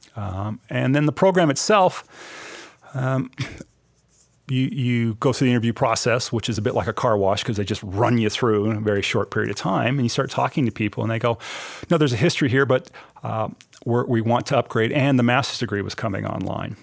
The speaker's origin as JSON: {"language": "English", "town": "Billings", "region": "Montana", "country": "United States", "tie": "born or raised there", "also_born_or_lived": "Minnesota / New Zealand", "moved": "as an adult", "said": "Billings, Montana, my hometown"}